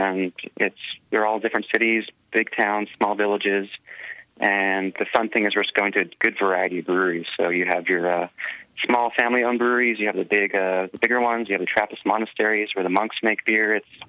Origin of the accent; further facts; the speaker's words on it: Portland, Oregon, United States; I'm out of Portland, Oregon